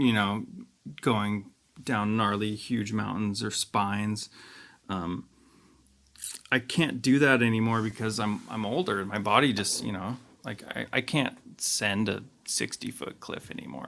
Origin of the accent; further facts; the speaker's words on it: Juneau, Alaska, United States; I'm from Juneau, Alaska